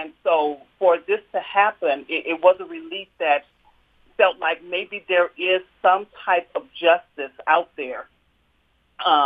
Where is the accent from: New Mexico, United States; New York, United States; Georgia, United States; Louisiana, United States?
Louisiana, United States; also born or lived in Mississippi; now in Utah, United States; I grew up in Louisiana, and I went to school started out in school in Mississippi.